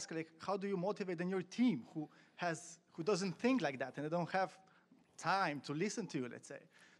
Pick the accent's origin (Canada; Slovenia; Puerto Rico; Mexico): Slovenia; I'm from Slovenia.